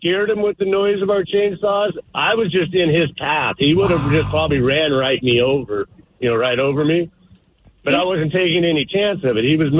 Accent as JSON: {"language": "English", "region": "Alaska", "country": "United States", "tie": "born or raised there", "said": "I grew up in Alaska"}